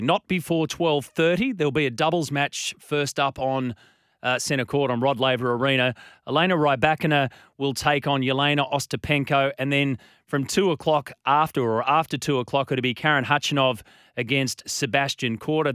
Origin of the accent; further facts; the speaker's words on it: Australia; as an Aussie